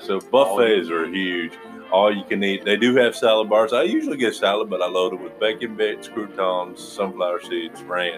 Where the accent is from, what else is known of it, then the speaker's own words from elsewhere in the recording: Missouri, United States; I'm from Missouri, and I live pretty close to Kansas City, Missouri